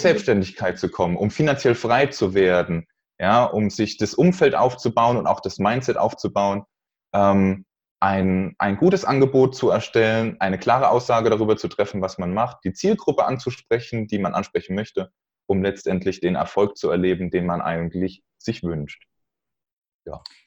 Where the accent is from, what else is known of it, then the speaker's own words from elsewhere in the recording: Neustadt an der Weinstraße, Rhineland-Palatinate, Germany; Ich komme aus Neustadt an der Weinstraße